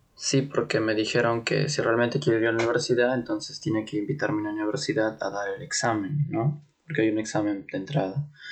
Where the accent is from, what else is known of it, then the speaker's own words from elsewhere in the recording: Lima, Peru; moved away as an adult; now in Munich, Germany; yo soy de Perú, de Lima, de la capital, de un distrito llamado Comas